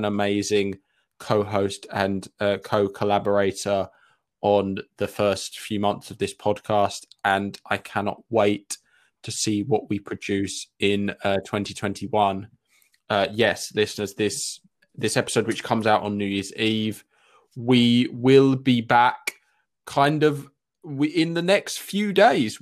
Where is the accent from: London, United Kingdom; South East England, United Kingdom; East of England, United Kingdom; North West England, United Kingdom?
East of England, United Kingdom; Essex; I'm from Essex